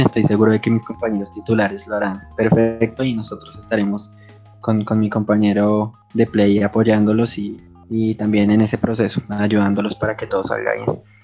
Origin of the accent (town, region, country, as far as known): Colombia; now in Bogotá, Colombia